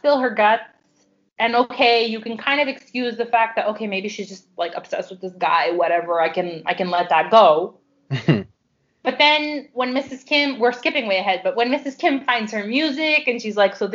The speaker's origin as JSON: {"language": "English", "country": "Canada", "tie": "born or raised there", "said": "I grew up in Canada and so did my parents, but my grandparents' Greek influence is very much still a part of our lives."}